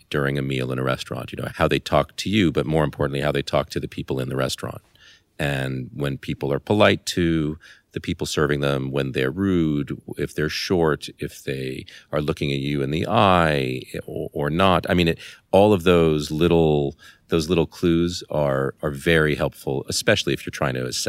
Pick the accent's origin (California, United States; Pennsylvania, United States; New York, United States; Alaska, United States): California, United States; Los Angeles; moved away as an adult; I was born in Los Angeles, California, where I spent my first 18 years, really not leaving at all. And I grew up in the Beverly Hills part of Los Angeles